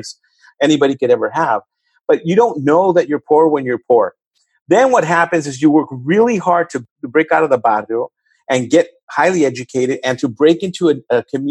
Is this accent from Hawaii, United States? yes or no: no; Los Angeles, California, United States; where I grew up in East LA, there's 2 high schools.